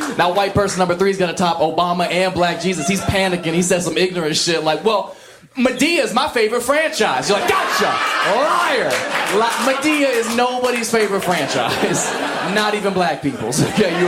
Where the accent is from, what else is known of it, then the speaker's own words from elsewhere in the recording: an hour west of Columbus, Ohio, United States; moved away; I'm from the middle of nowhere, like, hour west of Columbus, surrounded by cornfields, country, the sticks, we call it